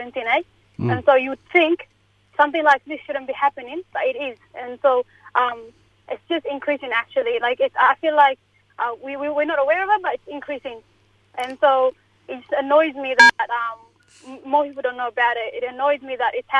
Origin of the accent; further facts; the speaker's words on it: Ethiopia; now in Australia; I'm from Ethiopia, so it's in Africa